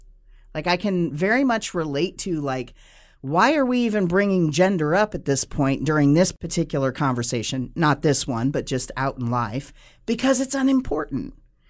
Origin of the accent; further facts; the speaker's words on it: United States; Now, I'm two-spirit because I am Native American.